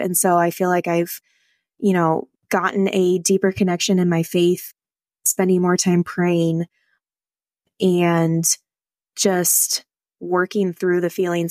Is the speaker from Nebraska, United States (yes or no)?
yes; Northeast Nebraska, United States; I am from Northeast Nebraska